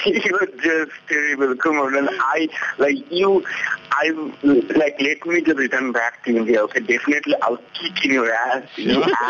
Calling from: Ottawa, Ontario, Canada; I'm calling from Ottawa, Canada.

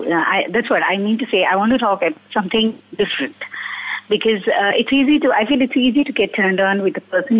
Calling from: Bangalore, Karnataka, India

